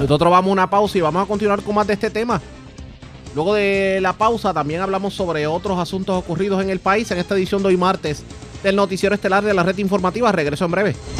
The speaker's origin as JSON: {"language": "Spanish", "country": "Puerto Rico", "said": "como puertorriqueños"}